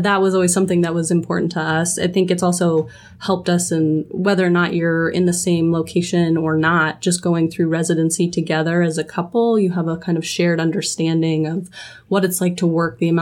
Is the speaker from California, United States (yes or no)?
no; Denver, Colorado, United States; Jake and I were both born and raised in Denver